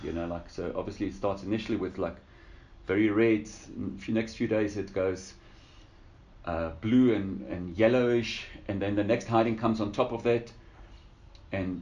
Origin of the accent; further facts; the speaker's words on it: Lüderitz, Karas Region, Namibia; also born or lived in Windhoek, Namibia; I was born in Ludwitz in Namibia. It's like a little German fishing town.